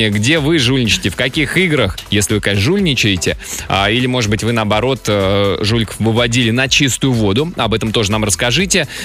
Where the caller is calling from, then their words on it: Krymsk, Krasnodar Krai, Russia; я из Крымска.